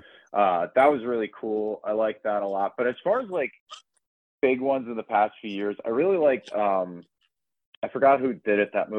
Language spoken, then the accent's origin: English; Long Island, New York, United States; now in Queens, United States; we're both from Long Island. I live in Queens, and, like, even, like, growing up on Long Island